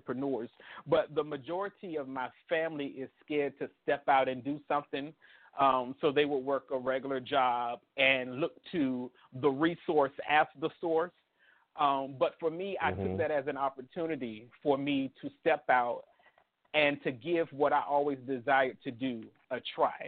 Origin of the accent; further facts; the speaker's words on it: Richmond, Virginia, United States; also born or lived in South Boston, Virginia / Halifax County, Virginia; I was born in South Boston, Virginia, raised in Richmond, Virginia.